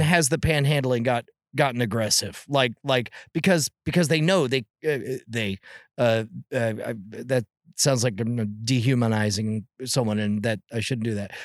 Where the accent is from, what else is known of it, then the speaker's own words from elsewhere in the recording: California, United States; I was born in California